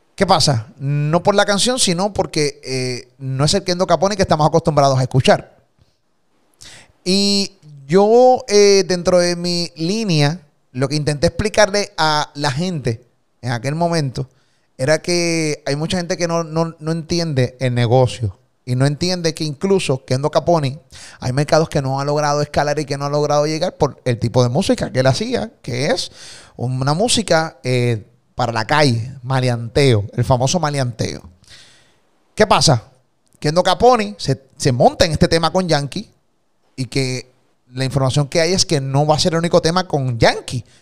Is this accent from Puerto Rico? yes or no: yes; Puerto Rico; Yo soy puertorriqueño, amo mi país. Y por eso vivo aquí